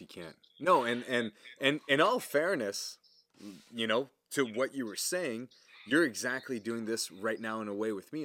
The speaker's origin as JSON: {"language": "English", "country": "Canada", "accent": "French", "second_language": "English", "said": "everybody knows I'm French, obviously, you can probably hear it in my accent"}